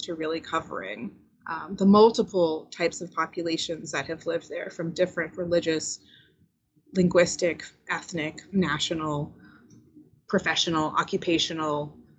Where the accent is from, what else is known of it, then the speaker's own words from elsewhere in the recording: United States; first language Spanish; English is a second language; growing up in America